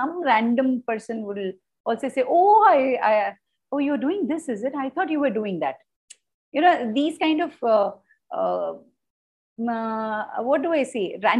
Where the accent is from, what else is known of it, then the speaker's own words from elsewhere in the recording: Kolkata, West Bengal, India; also born or lived in Bangalore / Delhi / Bombay; now in Chennai, India; I was born in Bangalore. Mm-hmm. Bred in Kolkata, buttered in Delhi, got married, went to Bombay, and now for the last 31 years, I'm in Chennai.